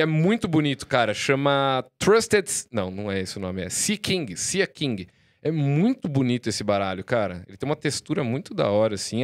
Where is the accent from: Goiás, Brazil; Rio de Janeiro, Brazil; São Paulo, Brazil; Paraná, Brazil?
São Paulo, Brazil; Jaú; lá em Jaú, minha cidade natal